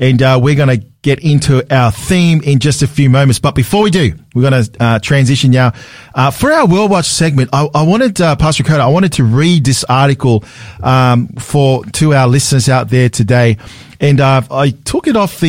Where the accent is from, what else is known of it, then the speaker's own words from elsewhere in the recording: Sydney, New South Wales, Australia; we grew up with German Shepherd dogs growing up in Sydney